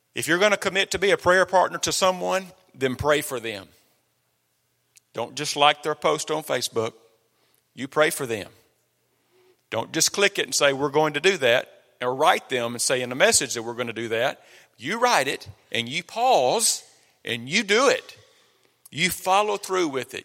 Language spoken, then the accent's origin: English; Copiah County, Mississippi, United States; moved away; we come from Kapai County, Mississippi. We're homegrown